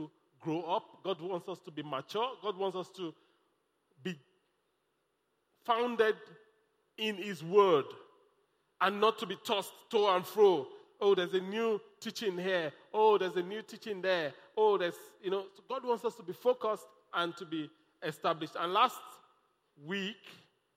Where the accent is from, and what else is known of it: Nigeria; also born or lived in Lagos